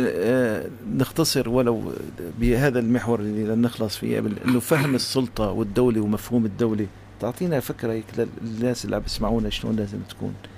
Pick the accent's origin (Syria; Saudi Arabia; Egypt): Syria; نحن كسوريين